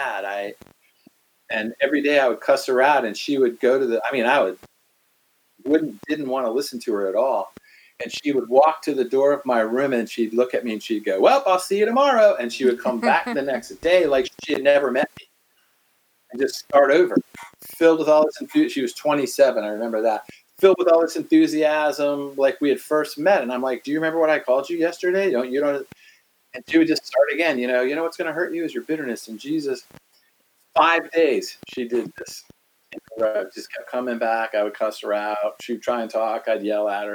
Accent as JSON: {"language": "English", "town": "Washington", "region": "District of Columbia", "country": "United States", "tie": "born or raised there", "said": "I'm from the East Coast, grew up in Washington, D.C."}